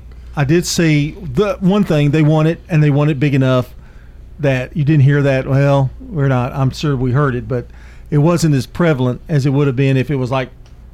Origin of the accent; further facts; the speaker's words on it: Tennessee, United States; I'm originally from the Tennessee area